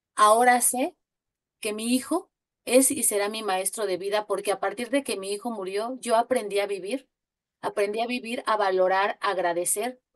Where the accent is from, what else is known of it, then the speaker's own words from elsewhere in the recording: Mexico City, Mexico; yo soy de la Ciudad de México